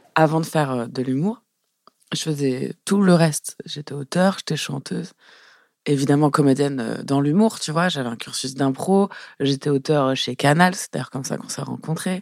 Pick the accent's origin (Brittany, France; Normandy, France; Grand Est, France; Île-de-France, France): Île-de-France, France; Élancourt; also born or lived in Trappes; je viens pas de je pas de trappe. moi, je viens d'Elancourt, Morpa. C'est juste à côté